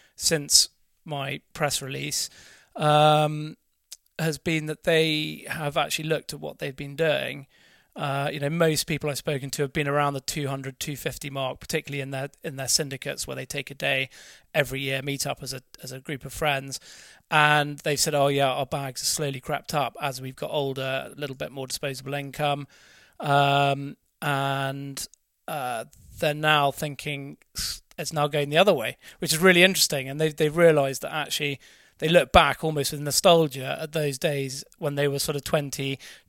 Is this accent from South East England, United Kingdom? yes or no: no; Norfolk, East of England, United Kingdom; I grew up in Norfolk